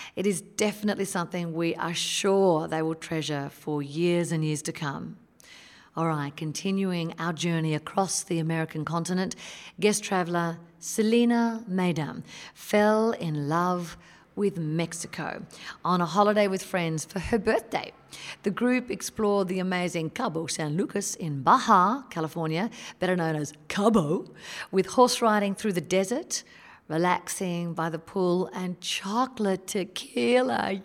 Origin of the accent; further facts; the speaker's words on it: Australia; an Aussie who experiences Christmas in a hot summer